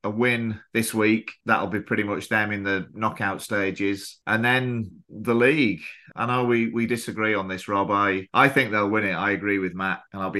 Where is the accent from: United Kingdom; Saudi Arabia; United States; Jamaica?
United Kingdom; Kendal, North West England; now in Thailand; my hometown